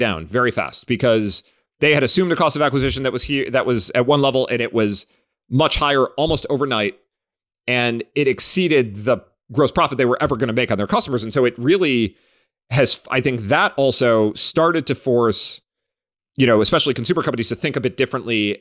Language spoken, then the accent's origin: English; Cleveland, Ohio, United States; I grew up in Cleveland